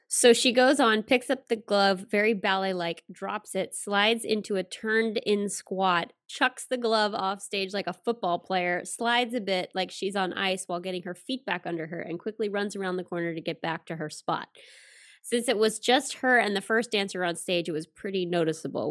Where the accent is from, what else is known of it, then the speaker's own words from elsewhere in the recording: Alabama, United States; moved away; the company where I grew up in Alabama